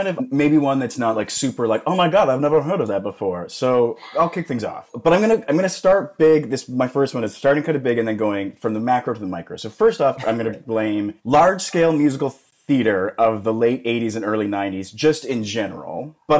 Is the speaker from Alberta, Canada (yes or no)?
yes; Calgary, Alberta, Canada; moved away as an adult; now in Los Angeles, United States; But Calgary when I was growing up was not, it was like 800,000, like 700,000. It's a totally different city now than it was when I was a kid.